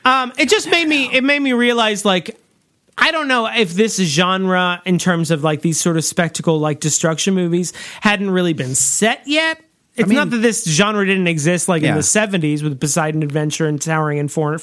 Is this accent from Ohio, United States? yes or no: no; Mississippi, United States; That's just what I call him because I'm from the Mississippi Delta, like Morgan Freeman.